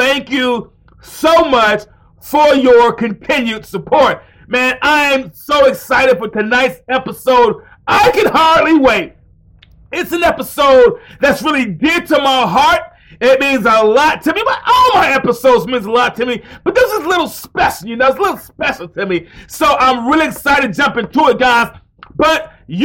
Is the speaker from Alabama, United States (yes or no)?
yes; Alabama, United States; also born or lived in Mount Vernon, New York; my home state of Alabama